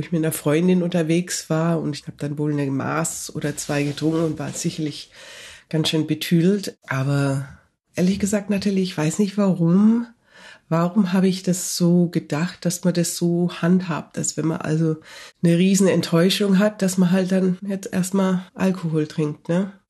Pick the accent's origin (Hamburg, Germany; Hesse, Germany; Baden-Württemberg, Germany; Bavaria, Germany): Bavaria, Germany; Nuremberg; moved away as an adult; also born or lived in Canada; now in Toronto, Canada; ich bin in Nürnberg aufgewachsen